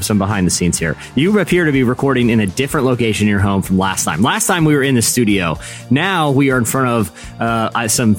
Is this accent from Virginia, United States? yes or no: yes; Virginia, United States; I grew up in Virginia